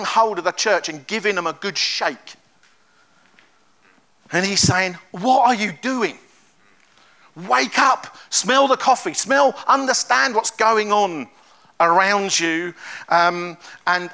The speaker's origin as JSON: {"language": "English", "region": "London", "country": "United Kingdom", "said": "But I'm from London. You can probably tell from my accent."}